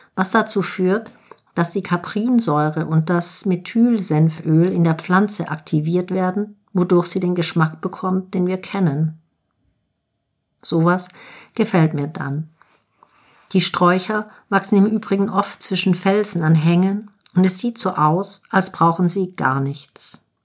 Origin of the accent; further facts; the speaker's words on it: Germany; bei uns in Deutschland